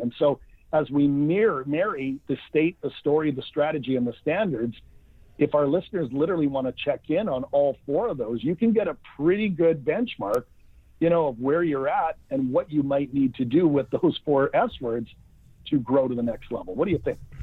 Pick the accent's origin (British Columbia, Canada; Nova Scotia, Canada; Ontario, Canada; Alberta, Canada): British Columbia, Canada; Vancouver; I'm from Vancouver, British Columbia, Canada, grew up, went to university